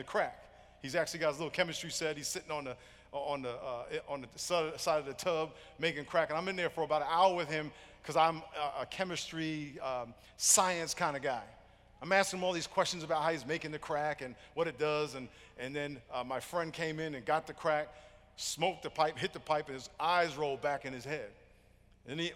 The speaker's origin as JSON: {"language": "English", "region": "New York", "country": "United States", "tie": "born or raised there", "said": "I grew up in New York, had a dream to play in the NFL."}